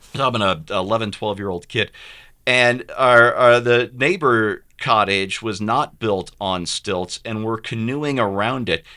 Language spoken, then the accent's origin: English; St. Louis, Missouri, United States; moved away; also born or lived in California; I grew up in Saint Louis